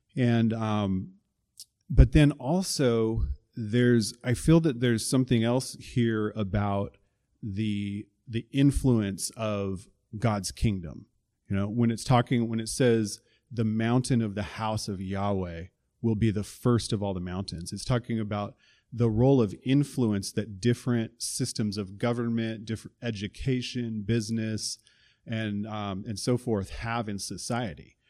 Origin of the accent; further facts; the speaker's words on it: the Northwest, Pacific Northwest, United States; I'm from the Northwest and we have, you know, ten thousand foot mountains